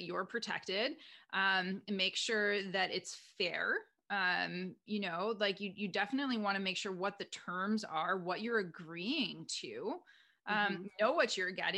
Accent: Canada; moved away as an adult; now in United States; I'm Canadian. I'm living in the US.

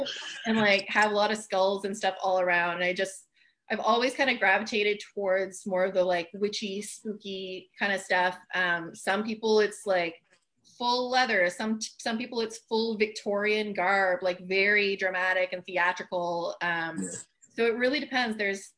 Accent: France; first language French; English is a second language; Like I'm French originally, so my first language is French. But I don't have much of an accent, and it's mainly because I just watched so much TV as a kid.

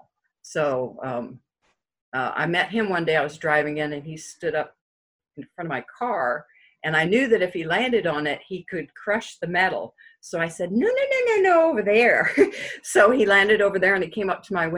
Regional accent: Colorado, United States; also born or lived in Denver, Colorado / Granby, Colorado; I'm from Colorado. I was born in Denver, Colorado. Actually, I was born in Denver, but I lived in the mountains all the time.

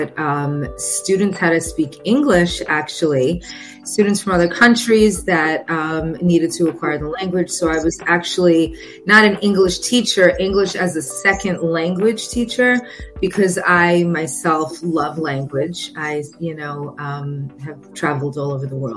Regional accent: New York, United States; now in Florida, United States; I am originally from New York.

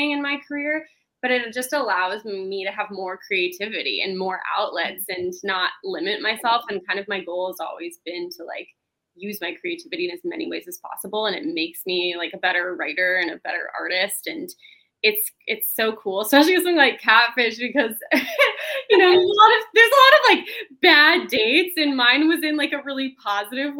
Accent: Los Angeles, California, United States; also born or lived in Canada; I grew up in Los Angeles and my dad was in the film industry

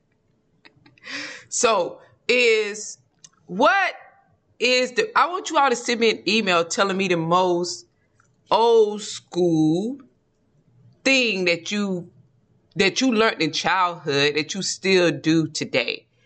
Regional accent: Georgia, United States; accent: Georgia dialect; we're from Georgia, so there's a dialect in Georgia that we naturally fall into

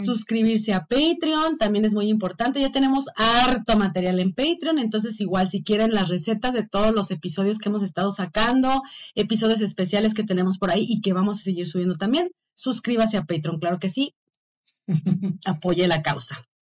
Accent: Purépecha homeland, Michoacán, Mexico; de mi tierra, de mi pueblo.

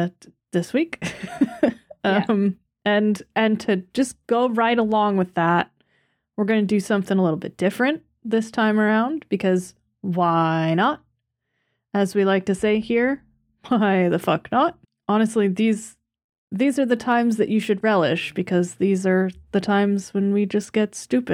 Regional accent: United States; me, an American

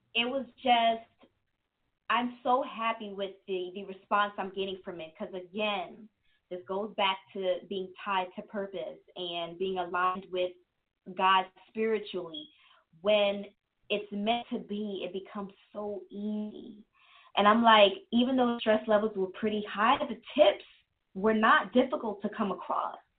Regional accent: New York City, New York, United States; born or raised there; moved away; also born or lived in Germany / Queens / New Jersey

